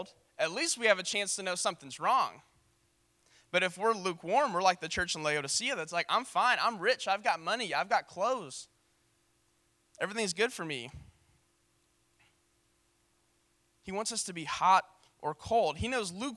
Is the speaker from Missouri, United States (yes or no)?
yes; St. Louis, Missouri, United States; I'm from St. Louis